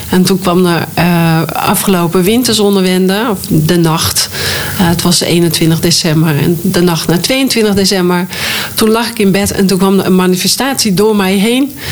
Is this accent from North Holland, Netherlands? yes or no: yes; Hoorn, North Holland, Netherlands; now in Drenthe, Netherlands; Wij zijn van Noord-Holland, van Horen, verhuisd naar eh, Drenthe. En in eerste instantie wonen we in Drenthe. Dus we hebben, en wij kenden echt niemand daar. We hebben geen roots daar.